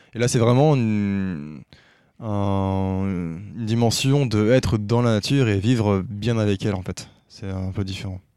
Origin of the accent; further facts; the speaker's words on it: Brest, Brittany, France; moved away as an adult; also born or lived in Lyon / Zurich; now in Saclay, France; j'ai grandi en Bretagne. Euh, côté de Brest plus précisément